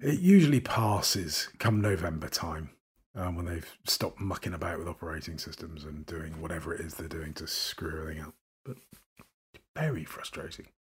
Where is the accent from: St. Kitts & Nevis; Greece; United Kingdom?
United Kingdom; accent: received pronunciation; I speak as a Brit